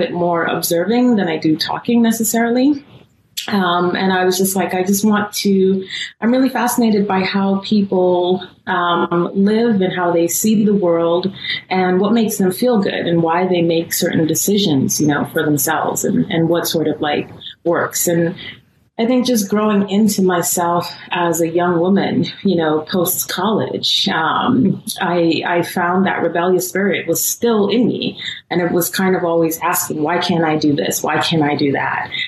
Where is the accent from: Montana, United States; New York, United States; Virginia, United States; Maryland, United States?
New York, United States; New York City; also born or lived in Guyana; I was born in Brooklyn, but I was actually raised in Guyana, South America